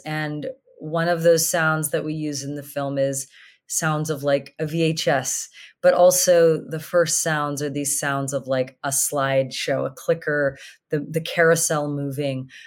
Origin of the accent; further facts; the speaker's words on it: Sydney, Nova Scotia, Canada; growing up in Sydney, Cape Breton